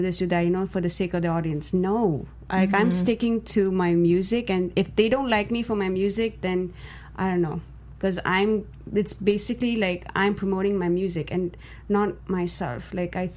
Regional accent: India; me being Indian

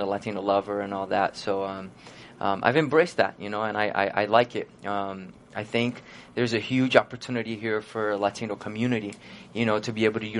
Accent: Brazil; born or raised there; moved away

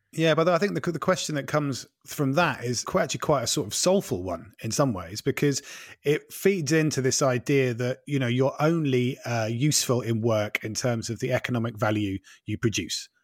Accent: East Anglia, East of England, United Kingdom; growing up in East Anglia in the, in the, like, late eighties

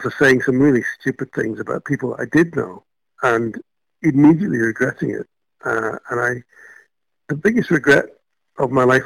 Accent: Malaysia; now in United Kingdom; I was born and brought up in Malaysia

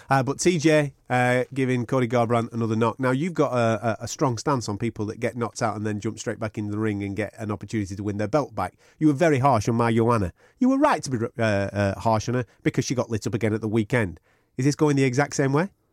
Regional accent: Blackburn, North West England, United Kingdom; now in Manchester, United Kingdom; I'm from Blackburn

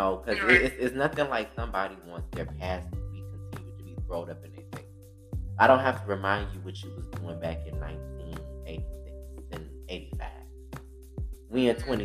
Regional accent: Detroit, Michigan, United States; I grew up in Detroit, Michigan on the west side of Detroit

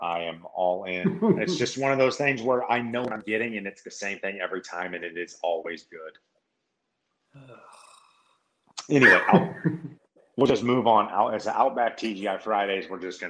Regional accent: St. Louis, Missouri, United States; But look, I'm from St. Louis.

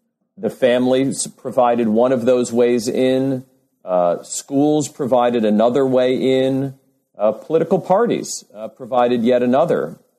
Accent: New York City, New York, United States; I grew up in New York City, but moved away for, a number of years for graduate school and then for my first academic job.

